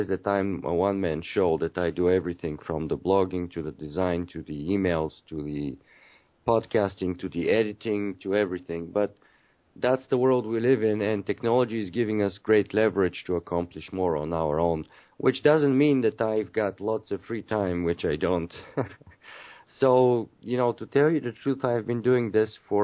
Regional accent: Bulgaria; moved away as an adult; now in Canada; I'm originally from Bulgaria. I've been living in Canada for about 15 or 16 years.

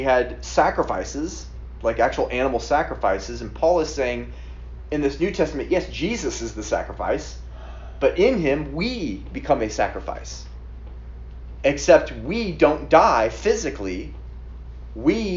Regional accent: Atlanta, Georgia, United States; I grew up in Atlanta too

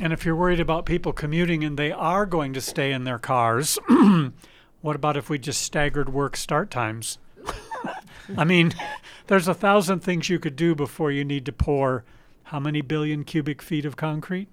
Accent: Detroit, Michigan, United States; moved away; I grew up in the Detroit

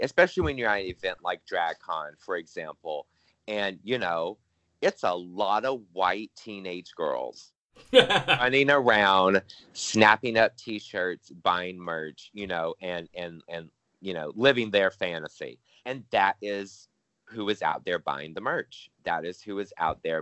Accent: Louisiana, United States; I was born and raised in Louisiana

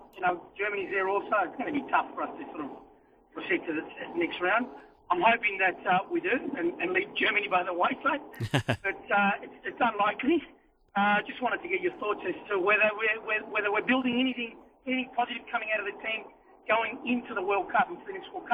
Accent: Chile; now in Australia; I'm from South America. I'm from Chile, actually, and I'm sort of carry both Australian aspirations and Chilean aspirations, as you know, I'm torn between the two countries at times.

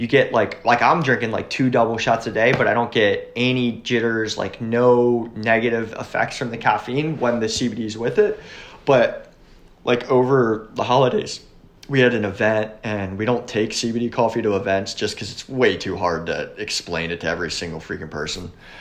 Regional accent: York County, Pennsylvania, United States; also born or lived in Marietta, Pennsylvania; I grew up in York County, which is like across the river

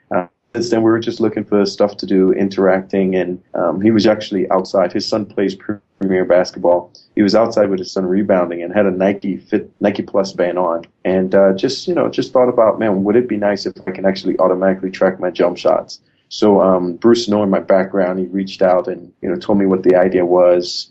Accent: Trinidad & Tobago; moved away as an adult; now in United States; I'm originally from Trinidad and Tobago. I, I, came to the U.S. on a folk basketball scholarship to play basketball at Benedictine College

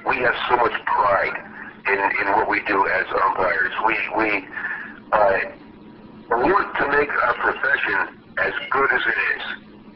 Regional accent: United States; For a young guy, uh, growing up in America and being an all-American kid

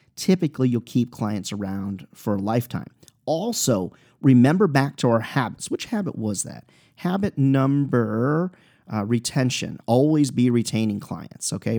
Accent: Clinton, Iowa, United States; I'm an Iowa guy. I was born in Iowa, Clinton, Iowa.

